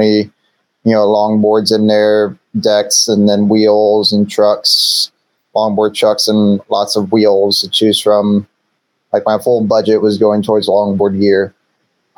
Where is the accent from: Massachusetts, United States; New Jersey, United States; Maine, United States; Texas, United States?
Texas, United States; San Antonio; my whole life I've called San Antonio my home